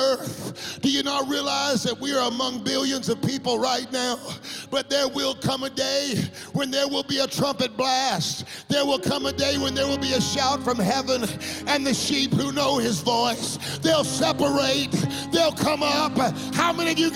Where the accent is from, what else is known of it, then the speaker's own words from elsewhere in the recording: United States; I'm an American